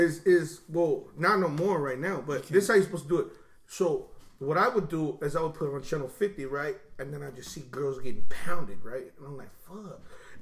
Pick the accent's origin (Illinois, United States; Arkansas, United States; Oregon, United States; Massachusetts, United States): Oregon, United States; Portland; But then again, we're from North Portland.